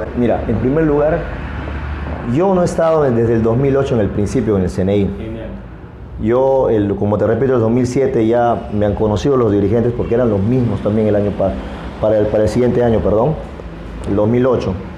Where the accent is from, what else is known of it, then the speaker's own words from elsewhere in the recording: Iquitos, Loreto, Peru; de acá de Iquitos